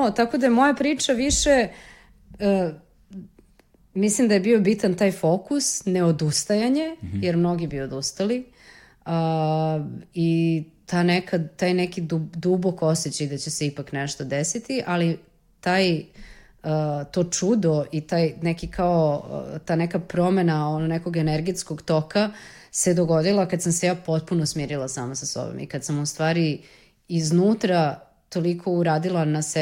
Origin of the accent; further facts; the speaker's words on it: Serbia; iz Srbije sam